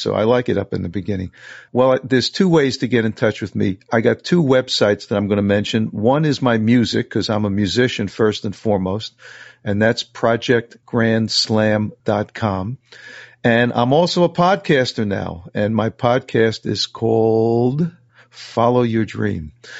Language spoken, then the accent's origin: English; New York City, New York, United States; I grew up in New York City, in the suburbs, Queens, New York, real middle class kind of lifestyle.